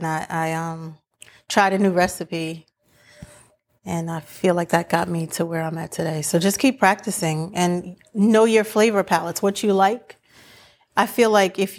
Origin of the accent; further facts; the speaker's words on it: New York, United States; moved away as an adult; now in Florida, United States; I live in Florida now, but I'm from New York. So I've been here for going on 3 years